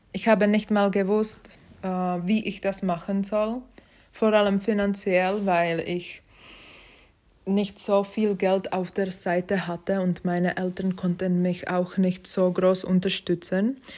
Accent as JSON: {"language": "German", "region": "Prague", "country": "Czechia", "second_language": "German", "moved": "as an adult", "lives_now": "Switzerland", "said": "Ich komme ursprünglich aus Prag und seit 2017 lebe ich in der Schweiz"}